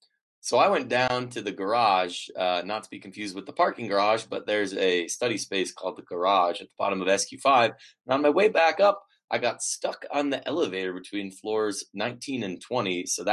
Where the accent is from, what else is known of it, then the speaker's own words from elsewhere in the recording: Midwest, United States; moved away; I'm a Midwesterner